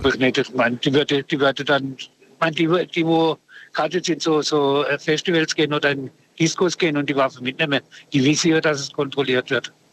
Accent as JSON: {"language": "German", "town": "Freiburg", "region": "Baden-Württemberg", "country": "Germany", "tie": "born or raised there", "said": "ich bin im Ortsteil aufgewachsen in Freiburg"}